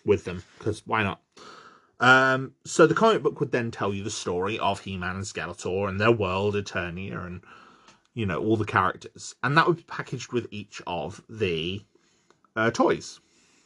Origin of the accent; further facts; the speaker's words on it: United Kingdom; I'm British. We use the wrong words